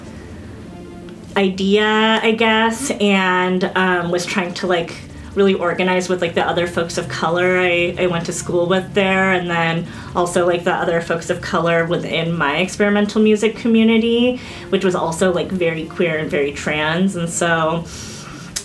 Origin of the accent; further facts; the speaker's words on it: Bay Area, California, United States; I was born and raised in the Bay Area, so I've always been here.